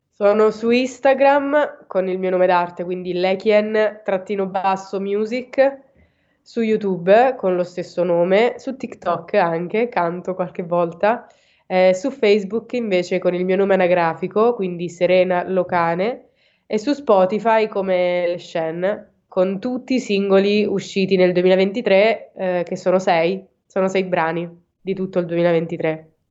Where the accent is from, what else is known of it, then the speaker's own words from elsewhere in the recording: Province of Teramo, Abruzzo, Italy; vengo dall'Abruzzo, in provincia di Teramo